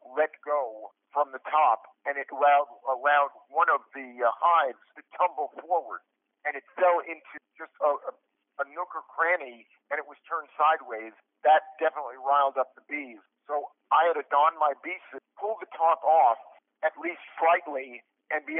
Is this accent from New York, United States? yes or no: yes; New York City, New York, United States; moved away; I'm from Brooklyn, New York originally, and I grew up around the Brooklyn Tunnel